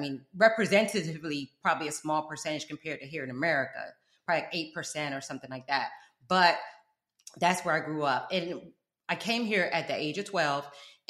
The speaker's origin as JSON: {"language": "English", "region": "South Florida", "country": "United States", "tie": "born or raised there", "also_born_or_lived": "Peckham, London, United Kingdom", "said": "I am an immigrant. I'm raised in the bottom. So I'm from South Florida. That's where this accent come from."}